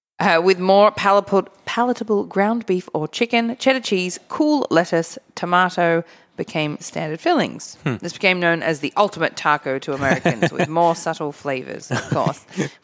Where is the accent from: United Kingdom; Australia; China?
Australia; moved away; I'm from Australia